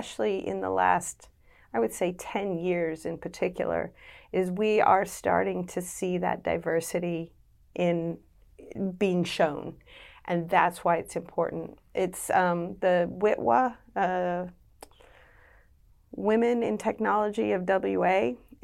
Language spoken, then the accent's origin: English; United States; moved away as an adult; now in Western Australia, Australia; You can tell from my accent, I grew up in the US